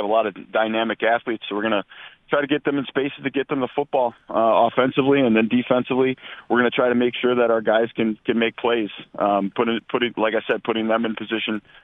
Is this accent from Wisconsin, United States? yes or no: yes; Oshkosh, Wisconsin, United States; also born or lived in Rhinelander; I'm from Oshkosh originally